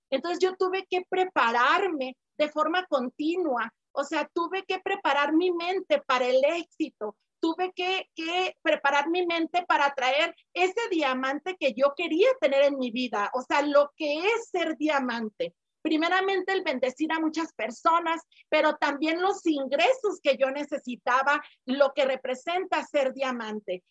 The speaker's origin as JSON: {"language": "Spanish", "country": "Mexico", "moved": "yes", "lives_now": "Guadalajara, Mexico", "said": "yo no soy de Guadalajara, soy de otro estado, de aquí de, de México."}